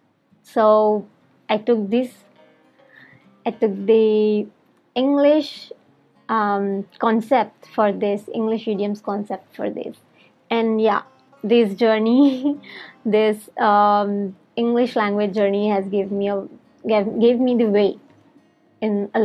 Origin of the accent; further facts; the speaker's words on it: India; English is a second language; from India